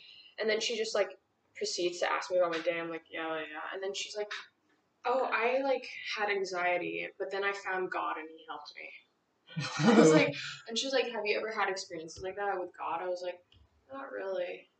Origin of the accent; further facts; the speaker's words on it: Kolding, Southern Denmark, Denmark; English is a second language; Well, I'm from Colling.